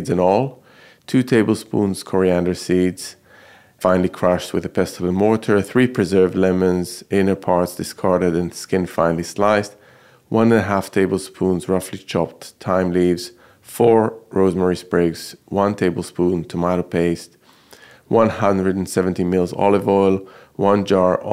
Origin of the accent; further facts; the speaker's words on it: Jerusalem, Jerusalem District, Israel; I grew up in Jerusalem